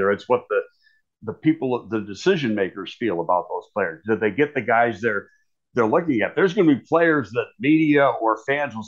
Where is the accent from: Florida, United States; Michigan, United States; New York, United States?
New York, United States; Buffalo; I'm from Buffalo, so I'm a big Bills fan and I watch every game.